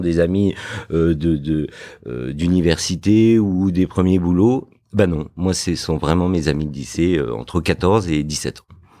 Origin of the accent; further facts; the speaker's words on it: Fontenay-sous-Bois, Île-de-France, France; also born or lived in Morocco; je suis né au Maroc. Euh, j'ai grandi euh, dans une banlieue dans le 94 qui s'appelle Fontenay-sous-Bois